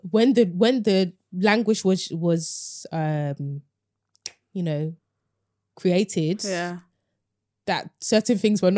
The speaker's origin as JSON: {"language": "English", "country": "United Kingdom", "said": "Like we say that we're British, and part of the reason why we can say it with chest is obviously you know we're born here, but we speak the language."}